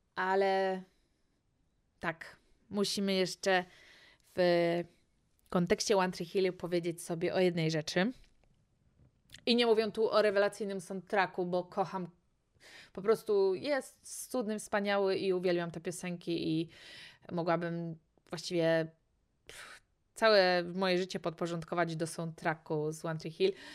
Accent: Poland; jestem z Polski

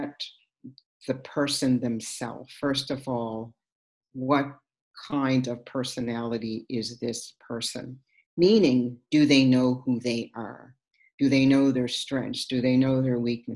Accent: Sydney, Nova Scotia, Canada; my growing up in Sydney Whitney Pier, with her father.

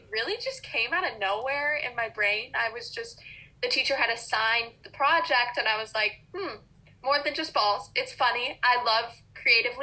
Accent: Austin, Texas, United States; moved away as an adult; now in Maryland, United States; growing up in the South in Texas

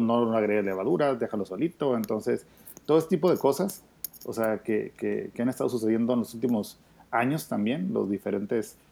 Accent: Mexico; Así como somos los mexicanos

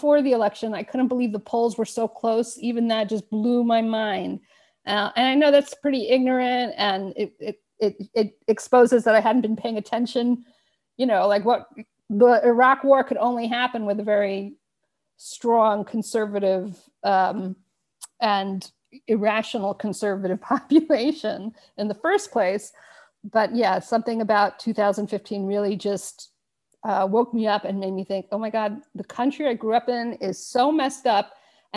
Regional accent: Long Island, New York, United States; moved away as an adult; also born or lived in Israel; now in Luxembourg; I grew up on Long Island. I have not lived in New York or in the United States since I was 21. I lived in Israel for many years. Now we're in Luxembourg

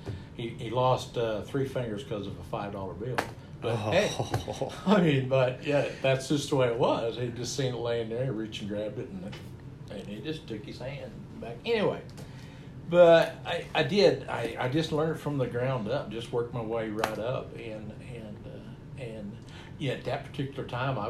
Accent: Boise City, Oklahoma, United States; now in Guymon, United States; Born and raised in Boy City

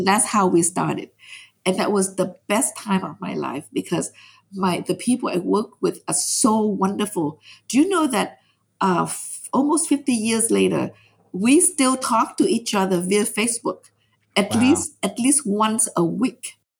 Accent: Vietnam; now in United States; I said, yes, I'm from Vietnam.

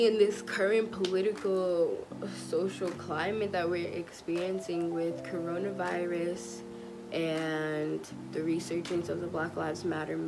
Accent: Long Island, New York, United States; I am from Long Island, New York, but my heart and spirit definitely resides in my parents' motherland, Trinidad and Tobago.

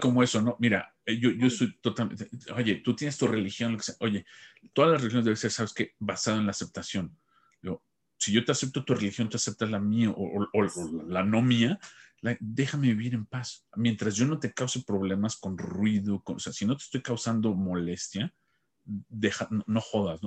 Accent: Mexico; como decimos en México

